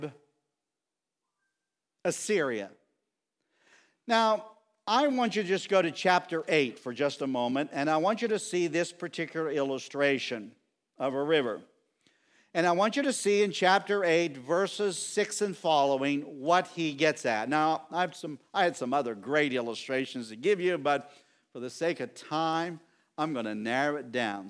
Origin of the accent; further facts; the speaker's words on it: Wooddale, Pennsylvania, United States; I grew up here in Wooddale and I love the country. And I say, I'm from the Bullskin Township